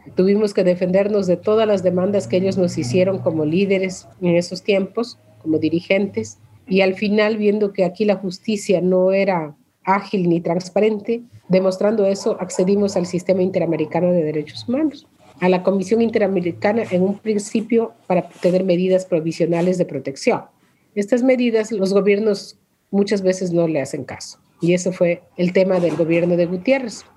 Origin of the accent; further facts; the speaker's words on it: Sarayaku, Pastaza, Ecuador; Nosotros crecimos ahí, yo nací en Sarayaku